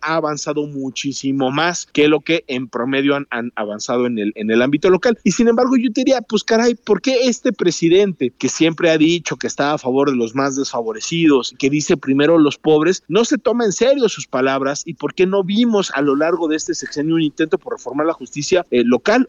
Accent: Mexico; como sociedad mexicana

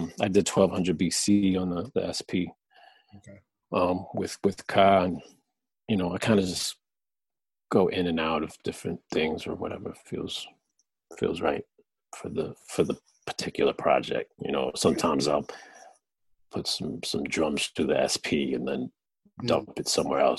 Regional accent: New Jersey, United States; I'm from Jersey, so that house kind of aspect is there.

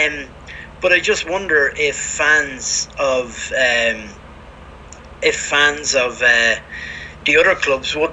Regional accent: Ireland; now in Spain; I'm from Ireland

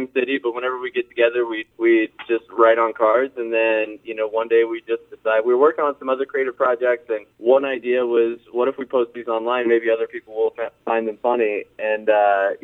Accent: St. Louis, Missouri, United States; we grew up in St. Louis, Missouri

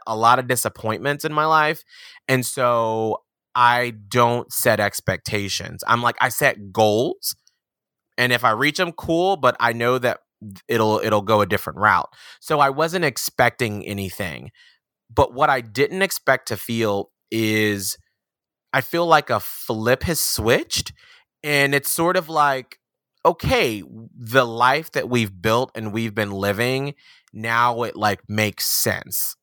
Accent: Atlanta, Georgia, United States; moved away; I'm from Atlanta, Georgia

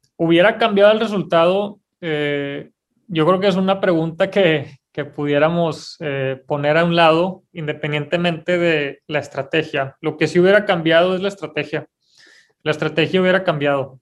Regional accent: Mexico

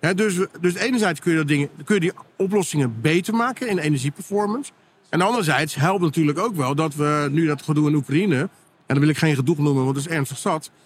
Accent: Netherlands; wij als Nederlanders

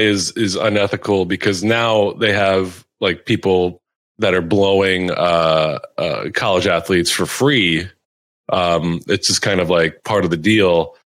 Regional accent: Philadelphia, Pennsylvania, United States; I grew up in and around Philadelphia

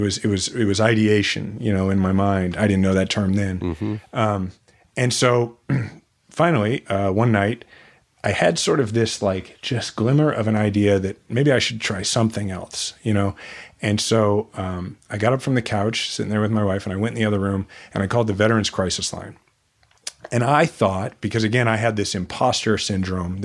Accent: Kansas City, Missouri, United States; my hometown that I love.

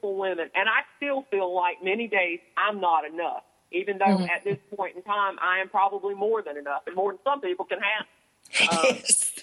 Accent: the South, United States; growing up in the South, our family, years ago, everybody spent time on that front porch

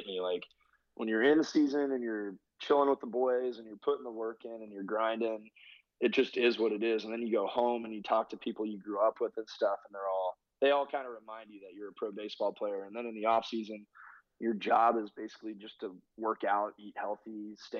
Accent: The Woodlands, Texas, United States; also born or lived in Toronto; I bought a condo back where I grew up in the Woodlands, Texas

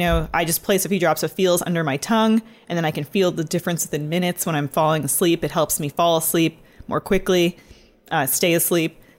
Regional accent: Ontario, Canada; now in Los Angeles, United States; And in Ontario, where I'm from

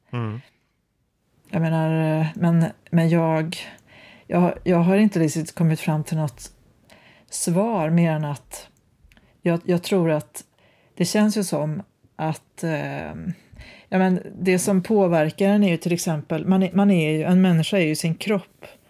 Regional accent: Osebol, Värmland, Sweden; now in Gothenburg, Sweden; min hembygd på, på landsbygden

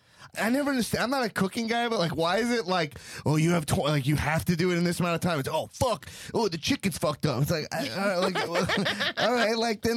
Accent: Long Island, New York, United States; I grew up in Long Island, New York.

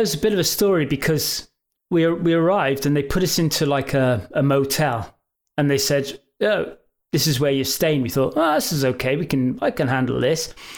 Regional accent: England, United Kingdom; we're from England.

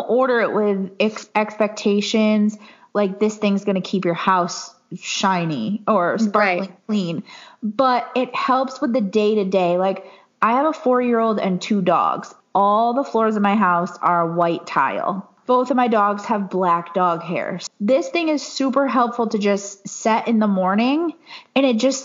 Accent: New York, United States; I grew up in New York and we used to come to Florida every year for vacation.

